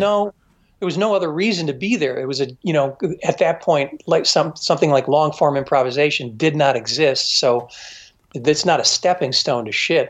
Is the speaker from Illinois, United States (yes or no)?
yes; Chicago, Illinois, United States; I grew up in the Chicago area